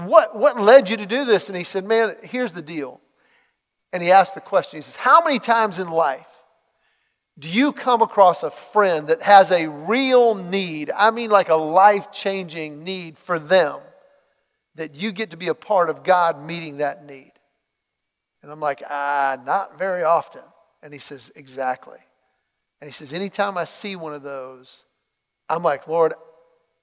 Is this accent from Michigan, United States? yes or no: no; Los Angeles, California, United States; I was born in Los Angeles